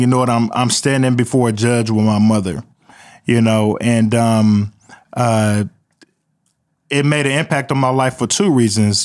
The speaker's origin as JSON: {"language": "English", "town": "Midwest City", "region": "Oklahoma", "country": "United States", "tie": "born or raised there", "said": "they called the neighborhood Murder One that I grew up in in Midwest City"}